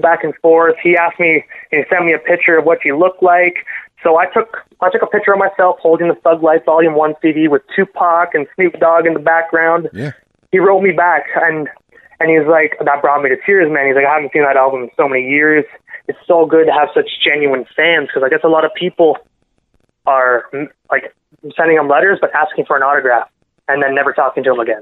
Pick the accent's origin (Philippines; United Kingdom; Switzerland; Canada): Canada; Brockville, Ontario; moved away as an adult; now in Prescott, Canada; Brockville, um, I, it's my hometown